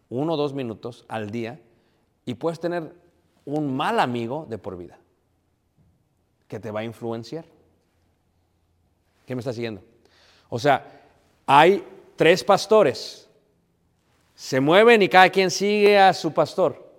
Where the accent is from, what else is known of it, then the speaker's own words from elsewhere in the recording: Mexico City, Mexico; Y como jóvenes, yo soy de Ciudad de México, queríamos vivir en ciertos barrios, mis papás, para que no nos fueran a mal influenciar.